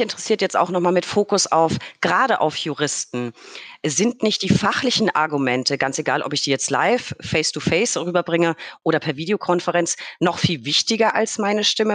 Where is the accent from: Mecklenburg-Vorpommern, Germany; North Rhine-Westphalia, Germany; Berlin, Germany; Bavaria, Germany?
Bavaria, Germany; Franconia; als Franke